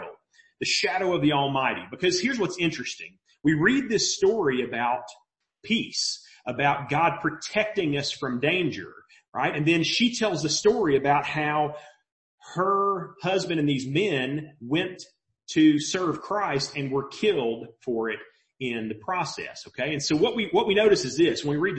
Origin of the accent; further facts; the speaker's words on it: Mobile, Alabama, United States; now in Maryville, United States; I grew up in Mobile. And we get a lot of hurricanes in Mobile